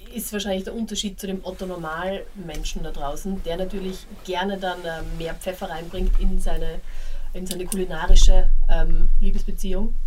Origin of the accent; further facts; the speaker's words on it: Graz, Styria, Austria; now in Berlin, Germany; in meiner Heimatstadt